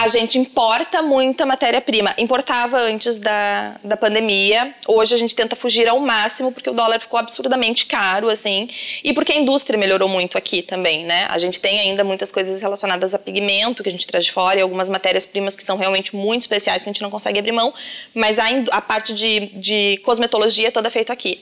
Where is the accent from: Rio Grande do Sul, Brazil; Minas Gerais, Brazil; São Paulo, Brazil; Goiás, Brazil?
Rio Grande do Sul, Brazil; São Sebastião do Caí; moved away; eu sou do interior, eu sou de São Sebastião do Caí, uma cidade bem pequena